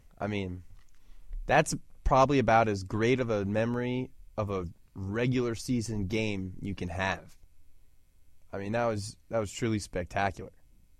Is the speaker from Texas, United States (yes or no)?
yes; Houston, Texas, United States; born or raised there